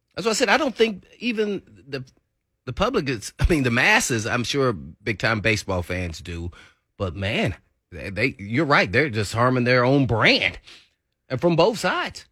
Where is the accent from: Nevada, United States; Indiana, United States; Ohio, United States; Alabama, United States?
Indiana, United States; I'm from Indiana